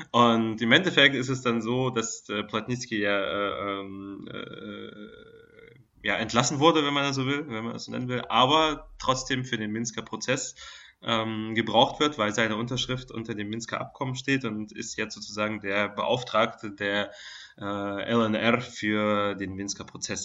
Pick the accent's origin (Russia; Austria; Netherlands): Russia; als Russe